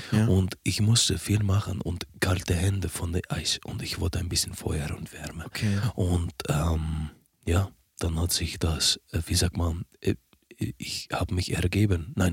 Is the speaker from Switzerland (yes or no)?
no; Athens, Attica, Greece; German is a second language; Äh, aus äh, Hauptstadt von Griechenland, Athena.